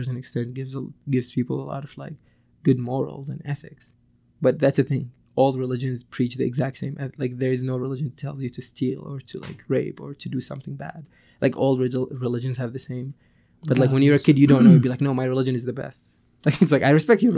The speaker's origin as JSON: {"language": "English", "country": "Syria", "tie": "born or raised there", "also_born_or_lived": "Damascus, Syria", "moved": "as an adult", "lives_now": "Canada", "said": "back in Syria, like my hometown, it was really, really conservative"}